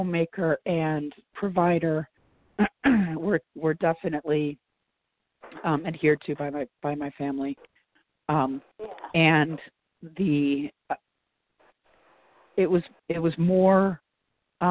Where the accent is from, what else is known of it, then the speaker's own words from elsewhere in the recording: Oswego, New York, United States; my hometown, Oswego, New York